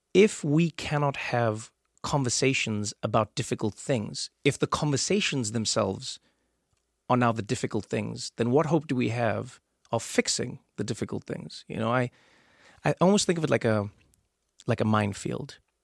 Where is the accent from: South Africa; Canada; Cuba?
South Africa; moved away; because I grew up in South Africa, I grew up watching rugby.